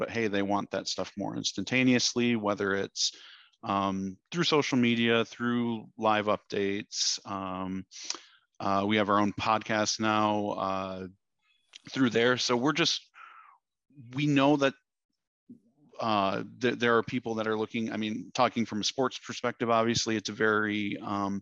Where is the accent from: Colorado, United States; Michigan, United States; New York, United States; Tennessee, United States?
Michigan, United States; now in Dallas, United States; I grew up in Michigan.